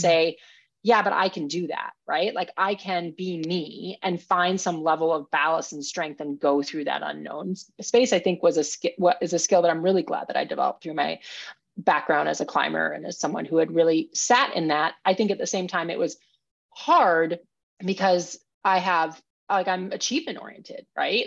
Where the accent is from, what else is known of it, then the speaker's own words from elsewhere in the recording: Minnesota, United States; I grew up in Minnesota